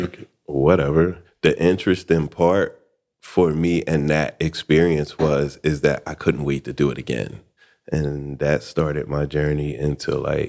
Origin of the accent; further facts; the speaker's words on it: Philadelphia, Pennsylvania, United States; also born or lived in Atlanta; Philadelphia, man. Born and raised. I did like a 10-year stint in Atlanta. Went back to Philadelphia, and now I'm here.